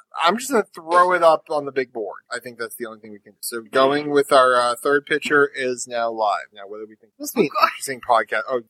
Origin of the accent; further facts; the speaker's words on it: New England, United States; I'm from New England